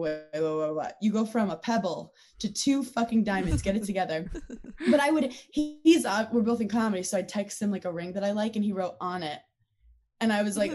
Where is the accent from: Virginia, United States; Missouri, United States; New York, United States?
New York, United States; New York City; I'm from Brooklyn, New York